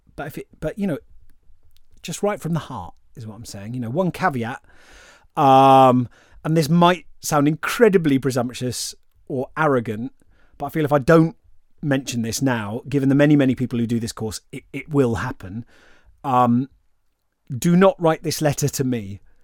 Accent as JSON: {"language": "English", "region": "England", "country": "United Kingdom", "said": "I'm English"}